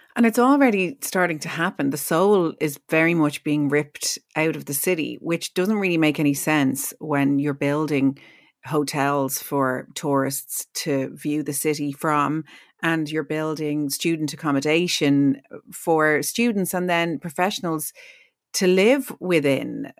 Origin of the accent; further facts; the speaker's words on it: Ireland; we, as Irish people